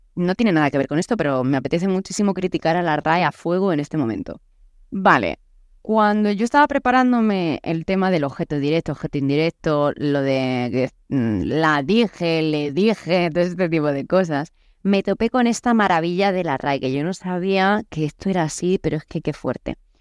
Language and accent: Spanish; Murcia, Region of Murcia, Spain; accent: Murcian; moved away; also born or lived in Naples / Paraguay; yo soy española, es más, soy de Murcia